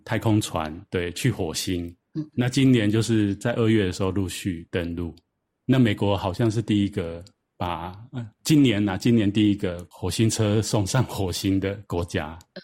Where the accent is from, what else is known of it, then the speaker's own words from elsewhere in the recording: Taiwan; 我是都是在台湾长大啊，受教育